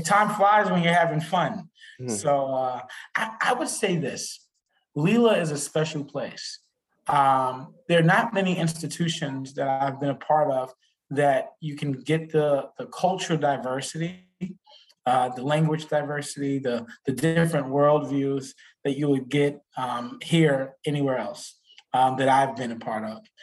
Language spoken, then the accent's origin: English; New York City, New York, United States; moved away; I'm originally from Brooklyn, New York